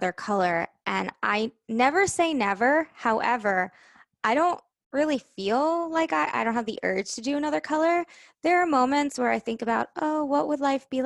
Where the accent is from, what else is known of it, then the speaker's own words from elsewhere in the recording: New York, United States; I'm from New York